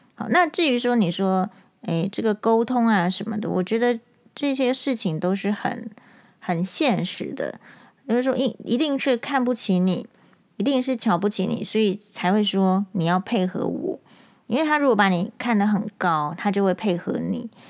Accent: Taiwan; 身为台湾人

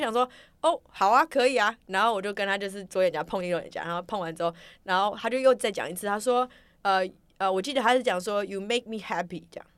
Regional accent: Taiwan; 我是从台湾来

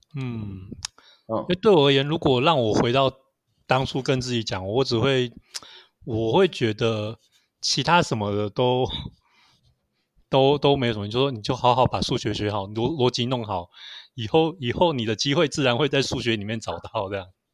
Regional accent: Taiwan; 我们台湾

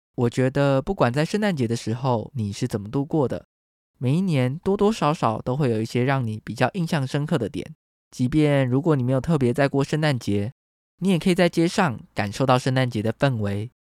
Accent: Taiwan; 台湾是一块宝岛，同时也是我们的家乡

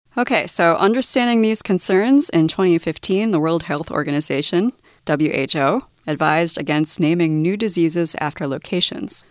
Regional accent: United States; now in Taiwan; I'm from the US, so my nationality is American

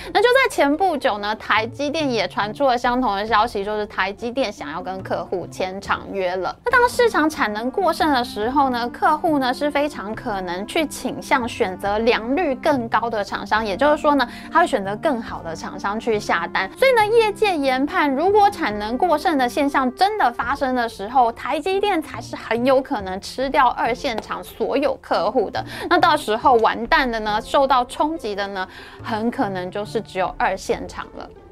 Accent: Taiwan; 我们台湾人

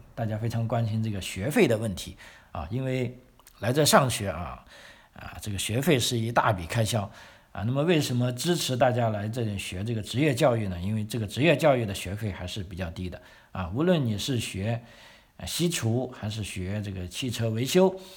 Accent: Guangdong, China; also born or lived in Sydney, Australia / Melbourne, Australia; now in South Australia, Australia; 我们广东人喜欢吃苦瓜

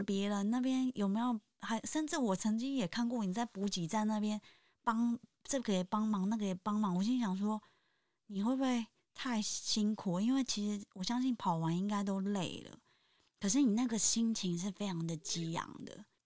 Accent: Taipei, Taiwan; 我自己也是在台北出生长大

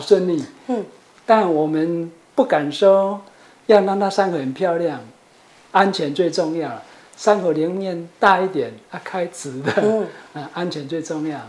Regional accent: Chiayi, Taiwan; moved away; also born or lived in Taipei; 我是家里人

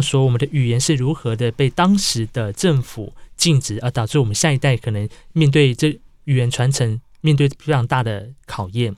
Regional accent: Hualien, Hualien County, Taiwan; moved away as an adult; now in Taipei, Taiwan; 我是来自于啊花莲的阿美族

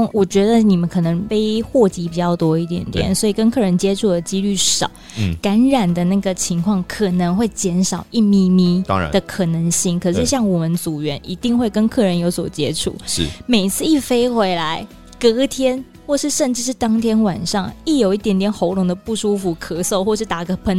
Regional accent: Taiwan; 即使我是台湾人，

